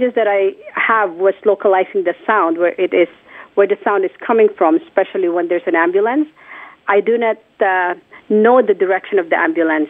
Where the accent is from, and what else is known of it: Philippines; born or raised there; moved away